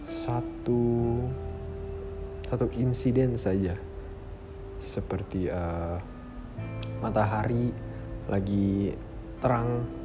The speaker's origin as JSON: {"language": "Indonesian", "region": "Jakarta", "country": "Indonesia", "said": "Gue dari Jakarta. Dan gue sekarang umurnya 17 tahun."}